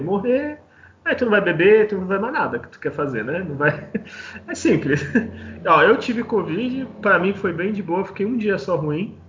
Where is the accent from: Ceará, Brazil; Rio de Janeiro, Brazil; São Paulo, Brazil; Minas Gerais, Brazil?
São Paulo, Brazil; Santos; eu sou santista